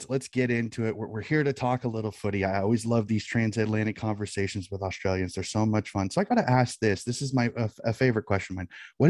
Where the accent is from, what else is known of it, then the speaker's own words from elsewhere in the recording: United States; being an American